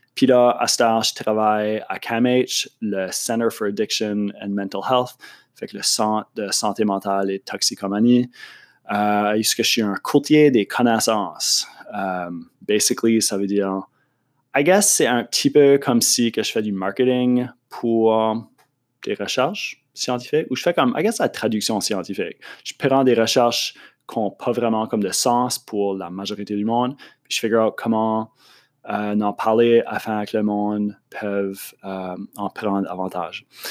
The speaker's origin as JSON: {"language": "French", "town": "Moncton", "region": "New Brunswick", "country": "Canada", "also_born_or_lived": "Montreal", "accent": "Acadian French", "said": "Je, viens de Moncton. Euh, je suis acadien, comme tu as, pu deviner de mon accent"}